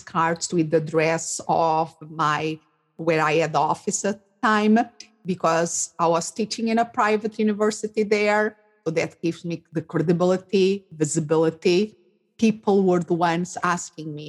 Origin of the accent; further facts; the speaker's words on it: Portugal; English is a second language; moved away as an adult; also born or lived in England / Spain; now in Phoenix, United States; I'm originally from Portugal. So I raised and I did my studies there.